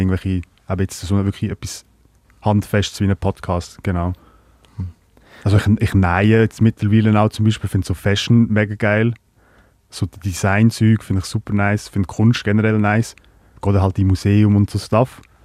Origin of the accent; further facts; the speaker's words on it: Lucerne, Switzerland; also born or lived in Croatia; meiste Zeit halt in Kanton Luzern unterwegs gewesen, am Hasseln und äh, zu Hofteren aufgewachsen, die grösste Teil